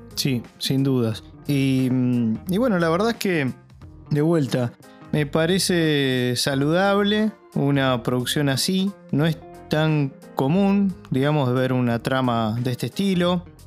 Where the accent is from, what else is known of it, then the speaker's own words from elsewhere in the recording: Argentina; como ciudadano argentino, como argentino